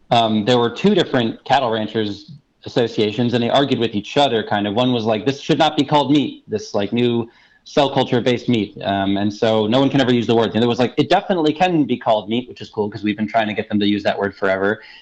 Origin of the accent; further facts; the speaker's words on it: Brooklyn, New York, United States; My mom knitted me this hat when I was a child. Uh, growing up in Brooklyn.